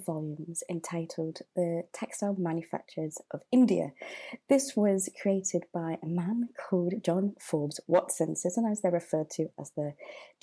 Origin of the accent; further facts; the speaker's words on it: Manchester, North West England, United Kingdom; now in London, United Kingdom; I grew up in Manchester